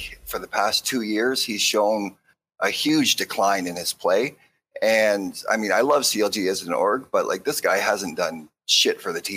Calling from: London, Ontario, Canada; I'm actually calling from London, Ontario, Canada

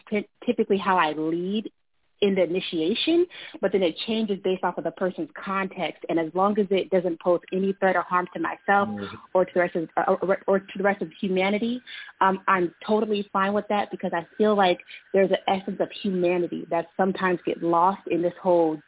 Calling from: Boston, Massachusetts, United States; I'm calling from Boston.

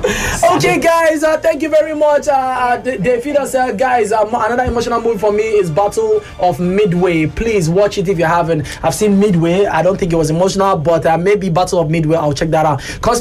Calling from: Kubwa, Federal Capital Territory, Nigeria; Hi, good afternoon, guys. Cool FM. … from Kubwa.

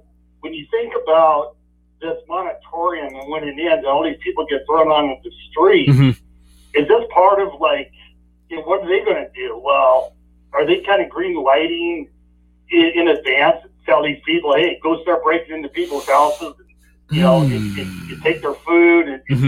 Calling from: Idaho, United States; Yeah, … in Idaho.

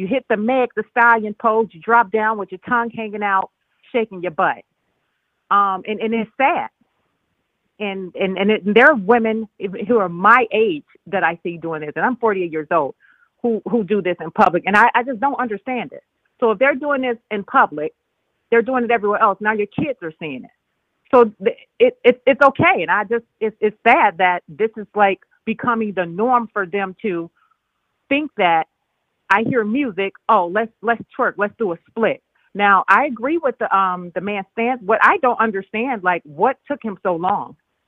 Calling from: Chicago, Illinois, United States; This is …. I'm calling from Chicago.

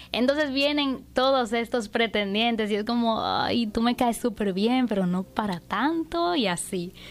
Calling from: Tampa, Florida, United States; te llamo de, la ciudad de Tampa.

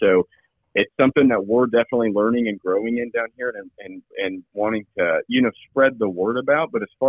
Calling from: Lebanon, Missouri, United States; I'm calling from Lebanon, Missouri, about 3 hours south of Kansas City.

